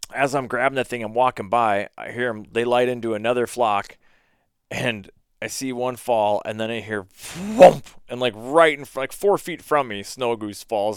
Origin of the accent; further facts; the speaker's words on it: Minnesota, United States; I told him where I was in Minnesota